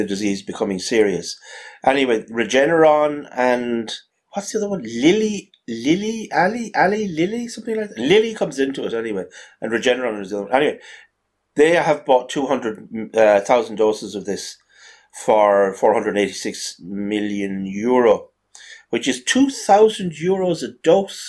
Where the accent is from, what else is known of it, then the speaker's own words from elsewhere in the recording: Ireland; as an Irishman